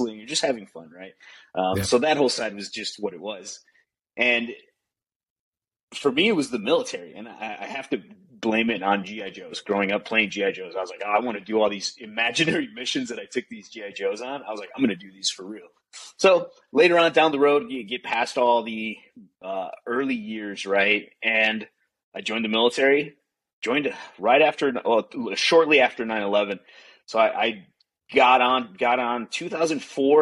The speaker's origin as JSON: {"language": "English", "town": "Chicago", "region": "Illinois", "country": "United States", "tie": "born or raised there", "also_born_or_lived": "Arizona", "moved": "as an adult", "said": "Grew up in Chicago, had a great time growing up in Chicago"}